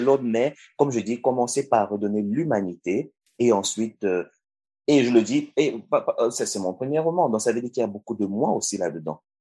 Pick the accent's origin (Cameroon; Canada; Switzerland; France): Cameroon; au Cameroun, qui est mon pays d'origine